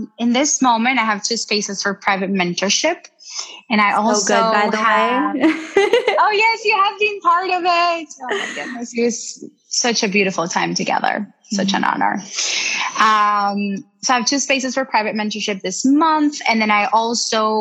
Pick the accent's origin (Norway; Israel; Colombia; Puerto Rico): Colombia; I'm from Colombia